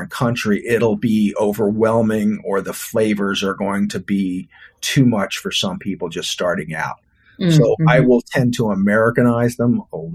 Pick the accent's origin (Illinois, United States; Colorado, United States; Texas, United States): Texas, United States; also born or lived in Louisiana; now in Florida, United States; I'm a Texan. I was born in Louisiana, but I was raised in Texas